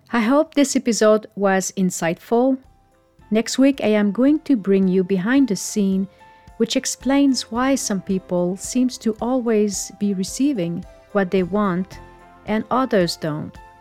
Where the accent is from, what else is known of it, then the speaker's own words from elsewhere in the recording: Canada; moved away; my hometown in Canada